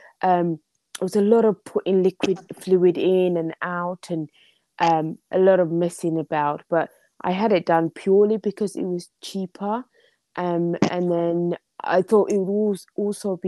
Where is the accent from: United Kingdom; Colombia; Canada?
United Kingdom; London; also born or lived in Somalia; I am from London. I'm from very cold and rainy London in England.